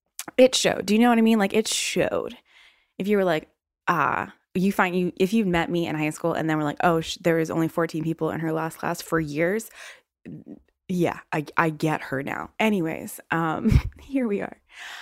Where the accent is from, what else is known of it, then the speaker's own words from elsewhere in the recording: the South, United States; accent: Southern; I am from the South. So I have, yes, been hiding my southern accent for a very long time